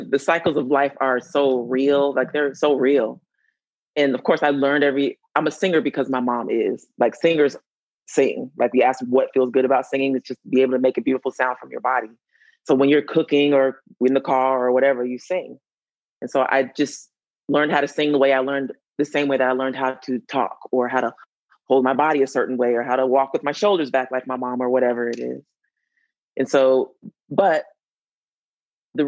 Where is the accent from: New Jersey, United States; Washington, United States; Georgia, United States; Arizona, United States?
Georgia, United States; Atlanta; I'm from Atlanta.